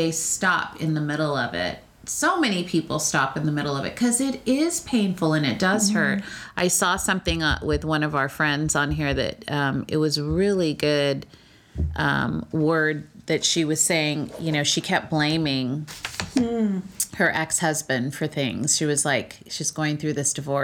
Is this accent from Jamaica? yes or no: no; California, United States; I'm from California